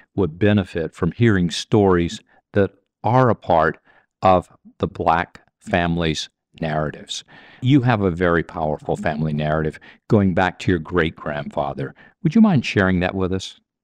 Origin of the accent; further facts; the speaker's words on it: Mississippi, United States; I grew up in Mississippi